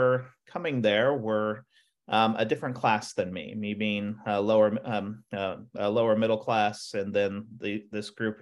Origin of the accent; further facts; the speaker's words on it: Oklahoma, United States; moved away; growing up in Oklahoma